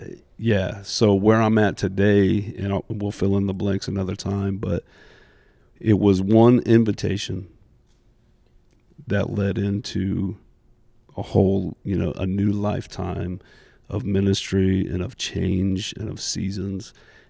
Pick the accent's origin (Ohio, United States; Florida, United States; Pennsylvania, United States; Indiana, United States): Indiana, United States; Indianapolis; So I was born here locally in Indy, born and raised here all the way through high school.